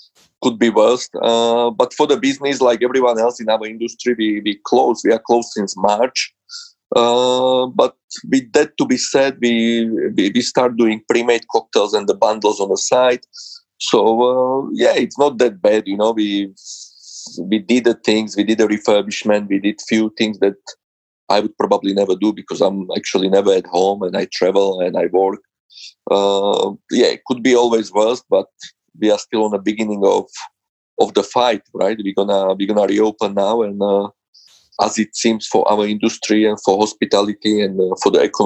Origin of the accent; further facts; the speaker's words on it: Slovakia; English is a second language; moved away as an adult; now in London, United Kingdom; I was born in Slovakia